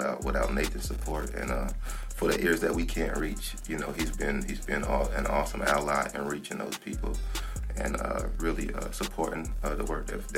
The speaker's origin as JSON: {"language": "English", "town": "Asheville", "region": "North Carolina", "country": "United States", "said": "I'm from Klondike. I went to UNCA"}